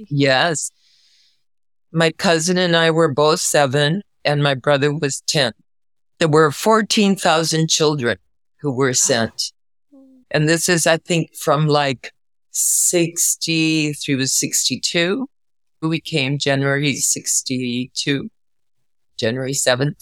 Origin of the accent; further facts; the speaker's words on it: Camagüey, Cuba; moved away; also born or lived in New Haven, Connecticut / Bay Area, California; I was born in Cuba. I'm Camagüey, beautiful colonial city.